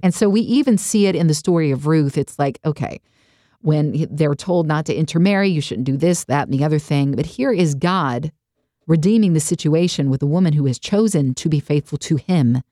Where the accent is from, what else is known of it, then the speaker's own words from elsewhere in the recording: United States; we grew up in the United States of America